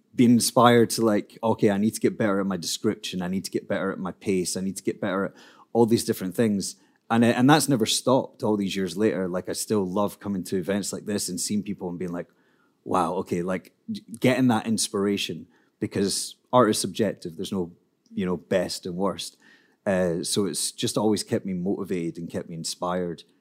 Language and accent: English; Scotland, United Kingdom; I'm a poet from Scotland